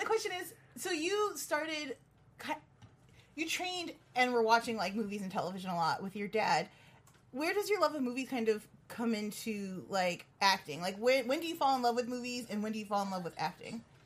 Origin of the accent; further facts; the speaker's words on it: Chicago, Illinois, United States; I'm from Chicago